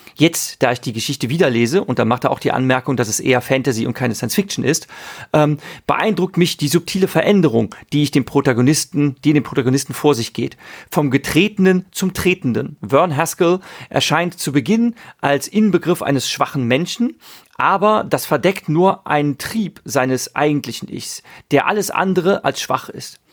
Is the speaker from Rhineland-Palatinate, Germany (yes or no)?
yes; Ahr valley, Rhineland-Palatinate, Germany; zur Ahr, da komme ich her, ich bin im Ahrtal aufgewachsen